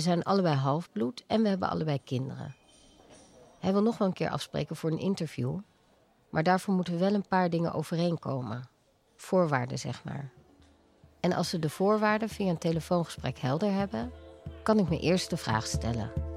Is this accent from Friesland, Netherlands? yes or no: no; Veldhoven, North Brabant, Netherlands; moved away; also born or lived in Amsterdam; Ik ben opgegroeid in Beeldhoven